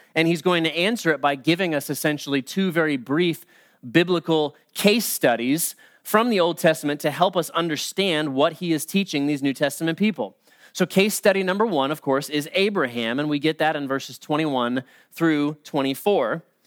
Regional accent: United States; as Christians, maybe even particularly as American Christians

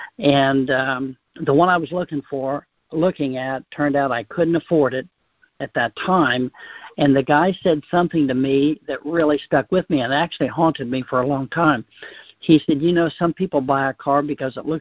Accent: southern Ohio, United States; I'm from Ohio, and we grew up in a very small town in southern Ohio

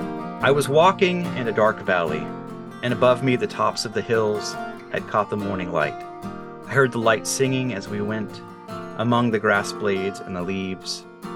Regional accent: Nebraska, United States; David, you and I grew up together in Nebraska. Now we both live here in Western Oregon.

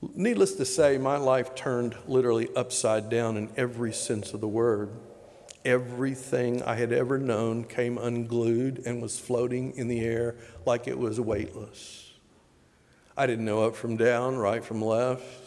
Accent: Tyler, Texas, United States; moved away as an adult; also born or lived in Oklahoma / Clemson, South Carolina / Tampa, Florida / Loudoun County, Virginia; now in Richmond, United States; I was raised in Texas, school in Oklahoma and Texas, moved East Coast in 1985.

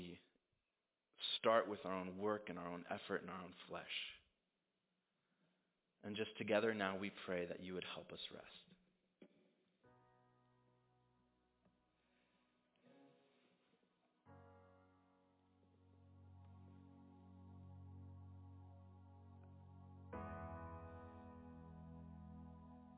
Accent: United States; as an American

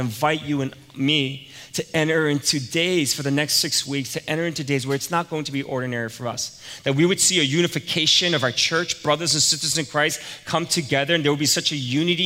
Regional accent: New York, United States; moved away; I was from New York

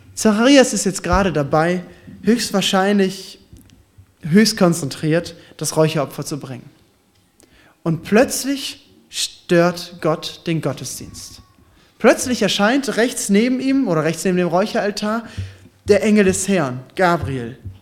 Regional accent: Ostbevern, North Rhine-Westphalia, Germany; also born or lived in Warendorf; now in Giessen, Germany; Ich komme jetzt aus Gießen, aber tatsächlich äh, komme ich ursprünglich aus Ostbevern

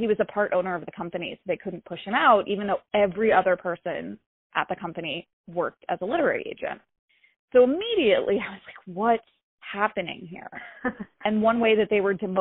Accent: Raleigh, North Carolina, United States; moved away as an adult; also born or lived in Greensboro, North Carolina; now in New York City, United States; I grew up in North Carolina. I grew up in Raleigh

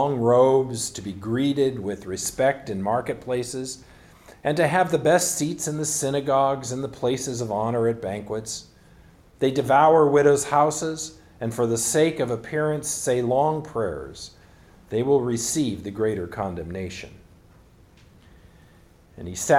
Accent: California, United States; moved away as an adult; now in Pacific Northwest, United States; the churches that I grew up in California

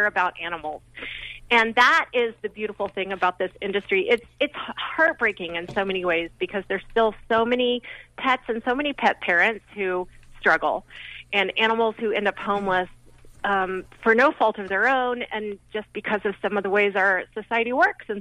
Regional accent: Salt Lake City, Utah, United States; I grew up in Salt Lake City

